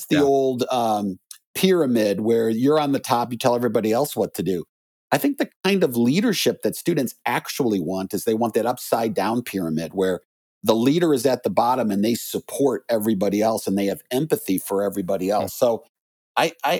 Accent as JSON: {"language": "English", "town": "Chicago", "region": "Illinois", "country": "United States", "tie": "born or raised there", "said": "I grew up in Chicagoland"}